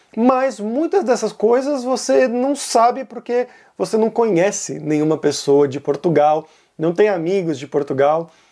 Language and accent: Portuguese; Brazil; nós brasileiros